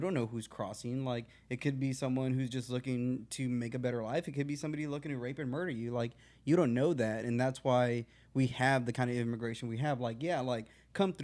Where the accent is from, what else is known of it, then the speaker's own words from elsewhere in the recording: United States; I grew up in the Valley, very close to, like, cartels from Mexico coming over